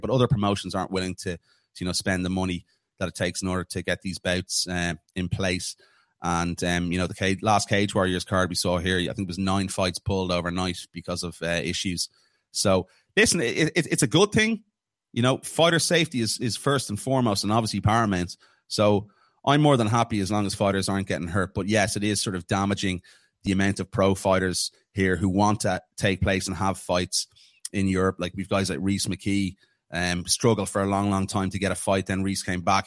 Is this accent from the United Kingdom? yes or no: no; Ireland; being an Irishman